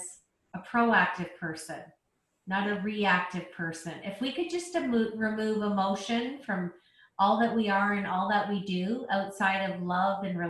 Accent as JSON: {"language": "English", "country": "Canada", "said": "I'm Canadian"}